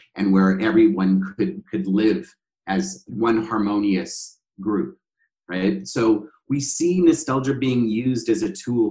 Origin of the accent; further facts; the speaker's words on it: Canada; Part of my sense of self is derived by the fact that I'm Canadian